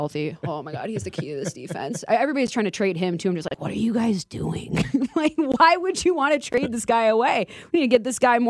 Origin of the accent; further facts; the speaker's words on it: Minnesota, United States; accent: East Coast; moved away as an adult; also born or lived in Manchester, New Hampshire; I'm actually from Minnesota originally